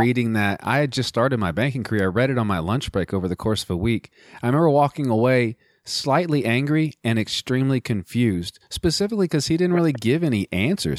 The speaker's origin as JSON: {"language": "English", "country": "United States", "said": "as an American"}